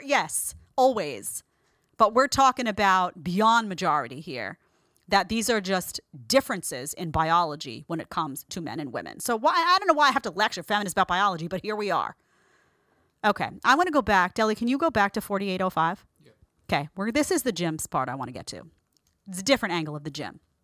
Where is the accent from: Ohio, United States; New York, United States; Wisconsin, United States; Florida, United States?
New York, United States; New York City; accent: Brooklyn; If you hear a Brooklyn accent, it's 'cause I'm from Brooklyn